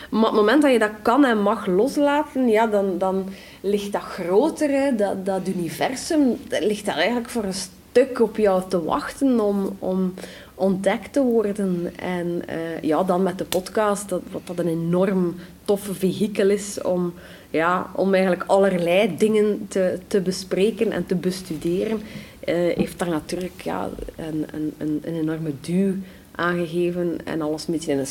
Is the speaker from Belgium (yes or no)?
yes; Flanders, Belgium